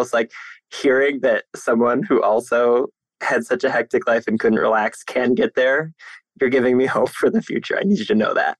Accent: Northeast Ohio, United States; I'm in Cleveland, Ohio. I'm born and raised in Northeast Ohio

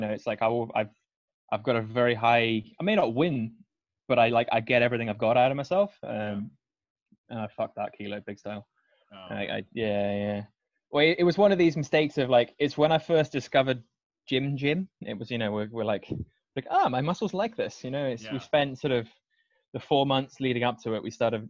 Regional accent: Scotland, United Kingdom; I am Scottish, despite my accent.

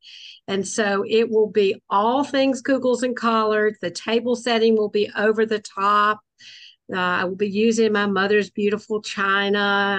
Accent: Columbia, South Carolina, United States; am Jewish and Southern, and food is my love language. And I am from Columbia, which is, like Rachel said, the capital of the state, Columbia, South Carolina. I haven't gone very far in my life. I was born here. I went to school here.

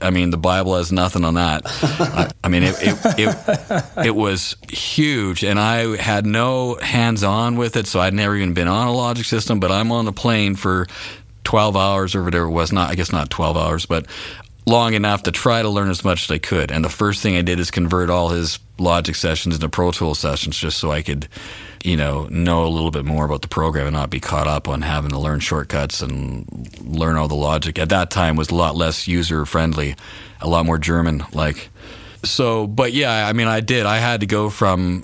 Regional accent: Canada; we're Canadian, so we are up in Canada

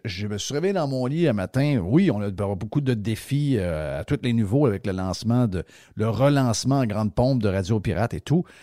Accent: Quebec, Canada

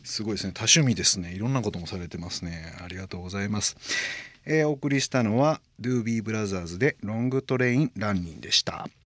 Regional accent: Hyogo, Japan; 兵庫県出身なので

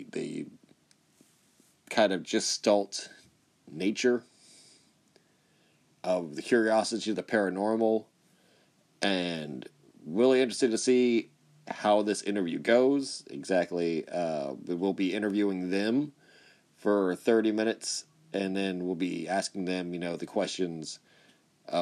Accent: Corpus Christi, Texas, United States; I'm from Corpus Christi based and born and raised, and I went to school in Texas and lived here most of my life

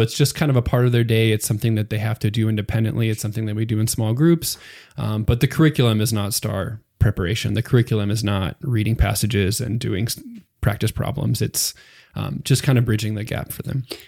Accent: Pennsylvania, United States; moved away as an adult; now in Texas, United States; I'm from Pennsylvania originally, so that's, um, pretty far away from Texas

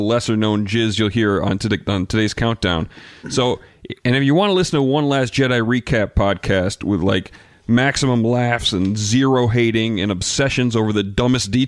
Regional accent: Muskegon, Michigan, United States; my hometown of Muskegon

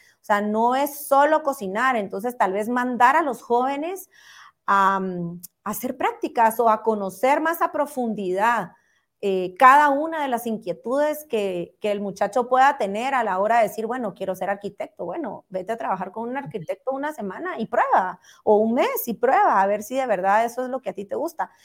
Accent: Guatemala; todos como guatemaltecos

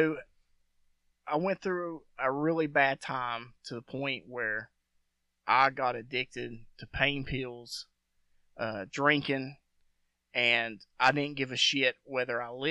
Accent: West Virginia, United States; also born or lived in Kansas; I grew up in West Virginia. So when I was like maybe 2 or 3, we moved back to West Virginia

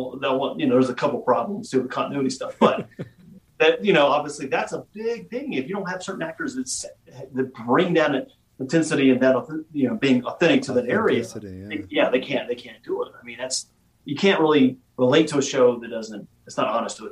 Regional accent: the South, United States; now in Virginia, United States; and I'm from the South, right? I live in, you know, Southern Virginia.

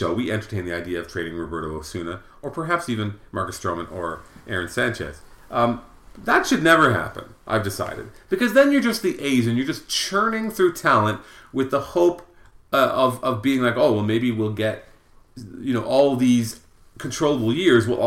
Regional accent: Belleville, Ontario, Canada; born or raised there

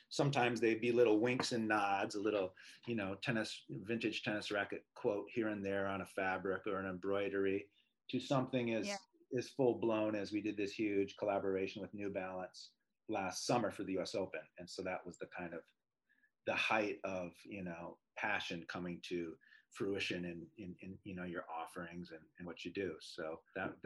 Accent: Minneapolis, Minnesota, United States; Growing up in Minneapolis

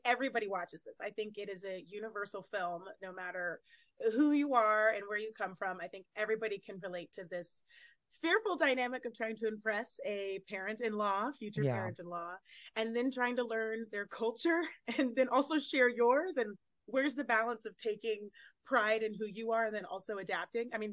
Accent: Houston, Texas, United States; moved away as an adult; now in Los Angeles, United States; I grew up in Houston, Texas, so I would do community theater there

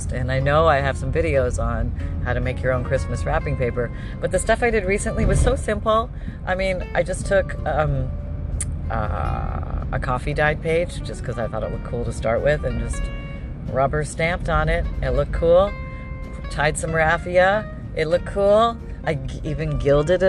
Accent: Canada; now in Florida, United States; I grew up in Canada.

